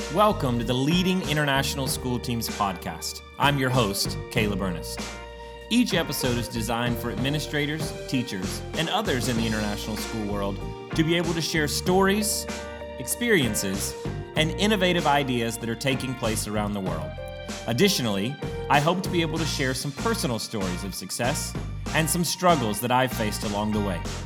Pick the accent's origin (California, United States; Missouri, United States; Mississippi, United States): Mississippi, United States; Tupelo; I was born in Tupelo, Mississippi in 1983